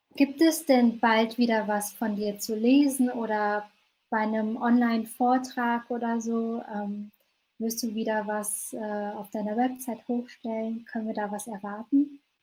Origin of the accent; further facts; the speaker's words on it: North Rhine-Westphalia, Germany; ich in so einer vietnamesisch-katholischen Gemeinde so hineingeboren wurde, ähm, was bei uns in Nordrhein-Westfalen so städteübergreifend ist